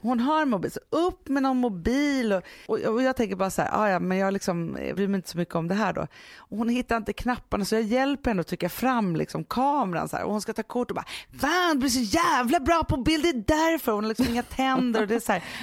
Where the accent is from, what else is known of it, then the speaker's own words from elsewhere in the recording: Stockholm, Stockholm County, Sweden; och då är jag uppvuxen på Söder